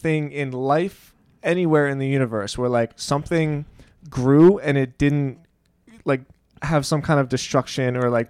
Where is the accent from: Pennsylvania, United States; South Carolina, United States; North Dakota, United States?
Pennsylvania, United States; Philadelphia; moved away; she's from Boston and I'm from Philly